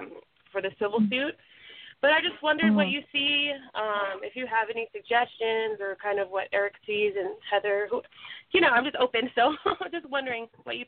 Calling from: California, United States; And I'm from California.

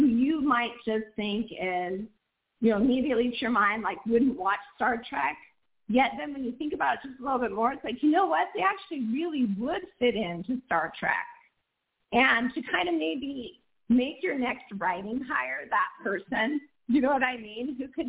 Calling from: Portland, Oregon, United States; I am calling from Portland, Oregon. And yes

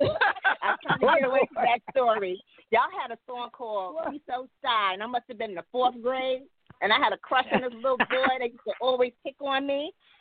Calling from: New York City, New York, United States; I'm calling from Manhattan.

